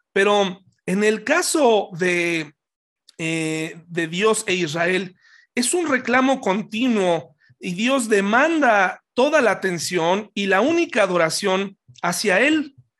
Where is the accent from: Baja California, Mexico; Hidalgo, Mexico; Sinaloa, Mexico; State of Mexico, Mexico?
Hidalgo, Mexico; Pachuca; cuando yo era niño, yo crecí en Pachuca